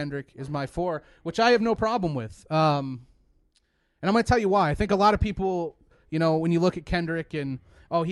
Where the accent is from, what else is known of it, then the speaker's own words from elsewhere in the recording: Mishawaka, Indiana, United States; I grew up in Mishawaka, Indiana. For those who don't know, it's Northwest Indiana